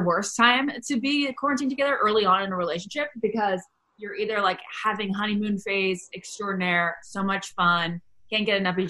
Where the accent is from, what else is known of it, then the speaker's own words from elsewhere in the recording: Northern Virginia, United States; moved away as an adult; Yeah, I lived here, you know, up until like 25, on and off until I was 26.